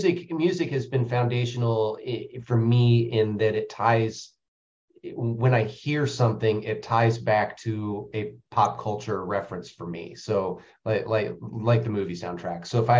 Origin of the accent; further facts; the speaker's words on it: Indiana, United States; Born and raised in Indiana and a big geek, went to Indiana University, Eagle Scout.